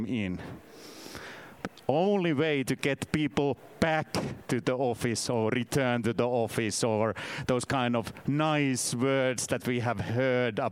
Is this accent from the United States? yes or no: no; Finland; first language Finnish; English is a second language; I'm from Finland.